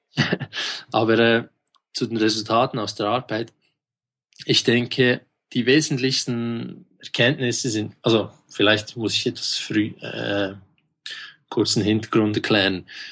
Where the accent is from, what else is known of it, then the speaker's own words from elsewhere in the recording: Switzerland; accent: Swiss; Ich bin aus der Schweiz, wie man unschwer an meinem Dialekt feststellen kann.